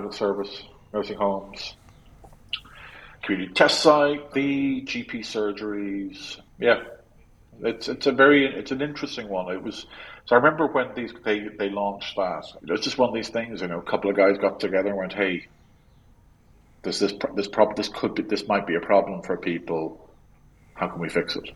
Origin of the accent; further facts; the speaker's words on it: Cork, Munster, Ireland; moved away; I'm from Cork originally, I'm very Cork